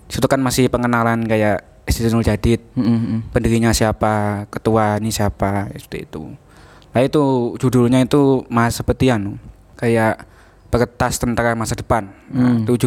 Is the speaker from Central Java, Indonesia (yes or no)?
no; Lumajang, East Java, Indonesia; Asal saya Lumajang, asli Lumajang.